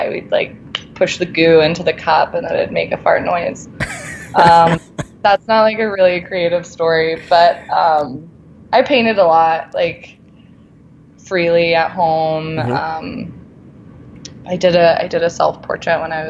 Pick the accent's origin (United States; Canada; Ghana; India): United States; South Florida; moved away as an adult; also born or lived in Alabama; now in Denver, United States; I'm from South Florida